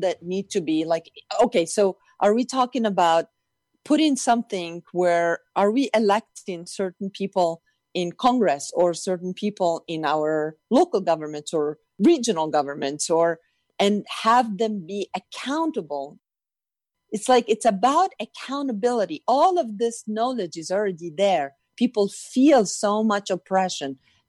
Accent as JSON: {"language": "English", "country": "Morocco", "tie": "born or raised there", "moved": "yes", "lives_now": "United States", "said": "I grew up in Morocco"}